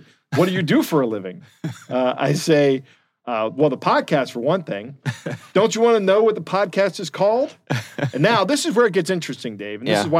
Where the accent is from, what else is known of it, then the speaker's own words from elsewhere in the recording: United States; Where are you from?" And I say, "The U.S.